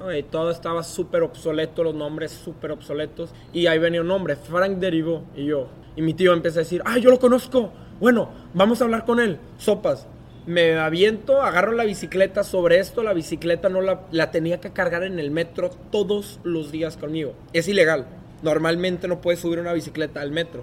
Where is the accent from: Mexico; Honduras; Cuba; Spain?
Mexico; moved away as an adult